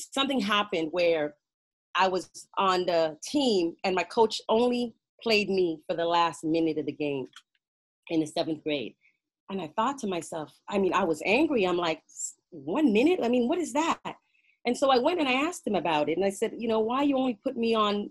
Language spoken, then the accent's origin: English; Canada; also born or lived in Jamaica; I was born in Jamaica and raised in Canada